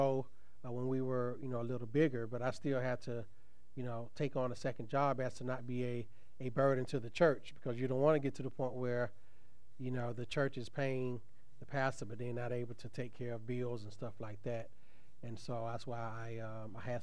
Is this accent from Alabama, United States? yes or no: yes; Tuskegee, Alabama, United States; when I was growing up in Tuskegee